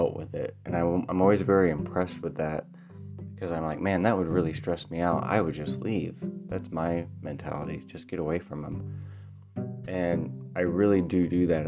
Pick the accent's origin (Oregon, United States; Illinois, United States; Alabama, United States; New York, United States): Illinois, United States; I'm from Illinois. That's where I live.